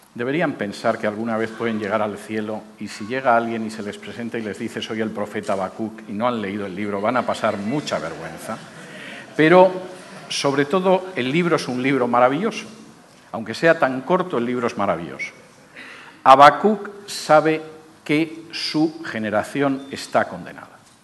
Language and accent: Spanish; Spain; moved away; En el año 2005, mi país de origen era un país con una situación económica supuestamente